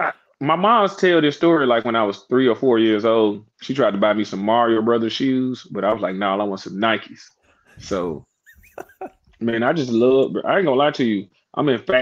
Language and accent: English; Chattanooga, Tennessee, United States; I'm from Chattanooga, Tennessee, right?